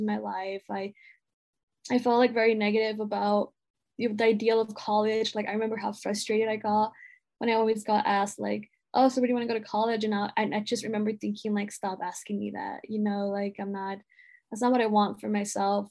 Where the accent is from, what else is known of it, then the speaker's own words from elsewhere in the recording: Los Angeles, California, United States; growing up in Pacoima and that really being the only thing I knew growing up